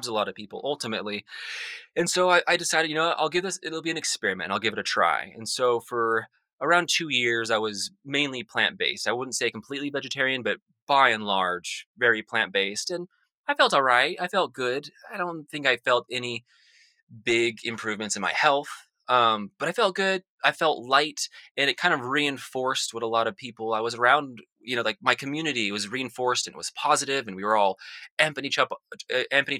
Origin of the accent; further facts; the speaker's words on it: Salt Lake City, Utah, United States; I grew up in Salt Lake City, Utah, which is a very suburban area.